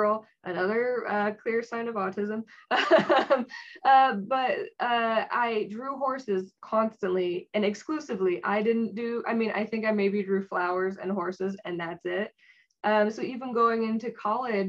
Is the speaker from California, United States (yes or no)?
yes; San Jose, California, United States; I was from San Jose. So I got to stay at home with my parents